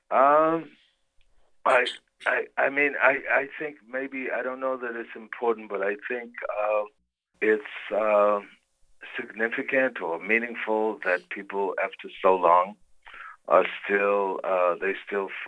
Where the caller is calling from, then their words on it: Lisbon, Portugal; I'm in Lisbon, Portugal.